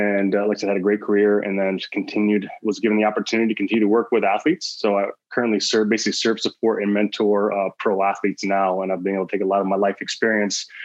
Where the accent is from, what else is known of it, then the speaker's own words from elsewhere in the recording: Michigan, United States; I'm from Michigan originally, in the U.S.